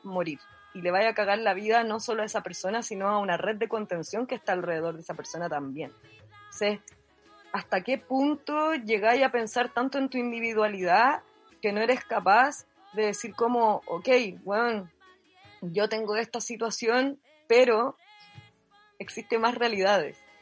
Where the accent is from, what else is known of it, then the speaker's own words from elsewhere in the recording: Chile; accent: Chilean; moved away as an adult; also born or lived in Catalonia; now in Spain; yo hablo como muy chileno